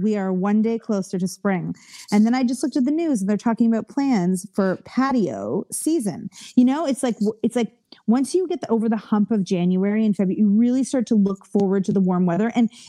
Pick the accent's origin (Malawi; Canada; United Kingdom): Canada; now in United States; I'm Canadian. So the only way that I can, legally work in the US is to have an O-1 visa.